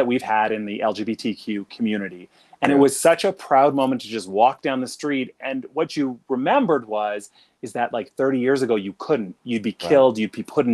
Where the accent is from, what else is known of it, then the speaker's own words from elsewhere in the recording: Regina, Saskatchewan, Canada; I'm from Saskatchewan and from Regina